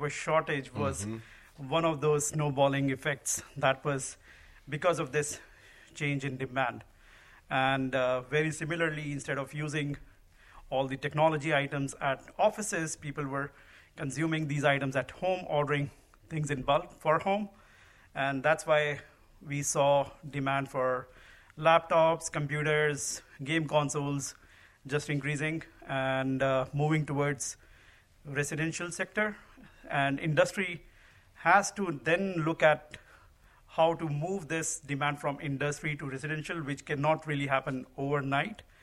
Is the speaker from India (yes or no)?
yes; India; moved away as an adult; also born or lived in Dallas, Texas; now in United States; I grew up in India